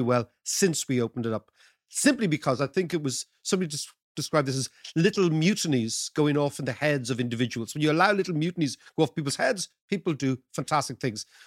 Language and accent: English; Ireland; As an Irish person